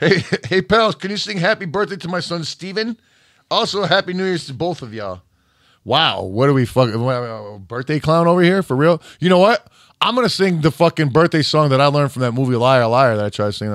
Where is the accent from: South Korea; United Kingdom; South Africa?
United Kingdom; Scotland; now in England, United Kingdom; I live in England, but was born and raised in Scotland.